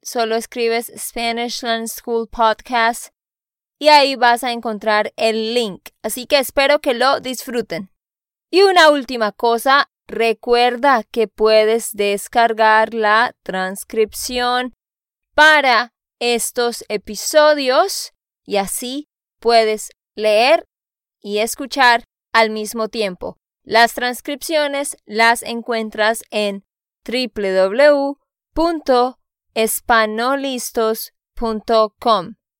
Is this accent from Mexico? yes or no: no; Santander, Colombia; de Santander, Colombia